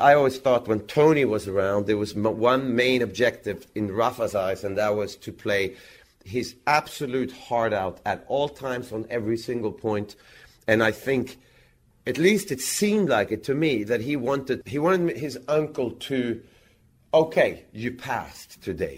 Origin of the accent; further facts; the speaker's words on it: Växjö, Kronoberg County, Sweden; in Växjö, in my hometown